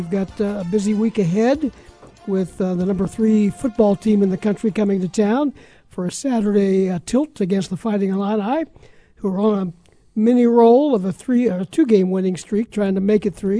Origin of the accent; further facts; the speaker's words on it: Ohio, United States; being born and raised in Ohio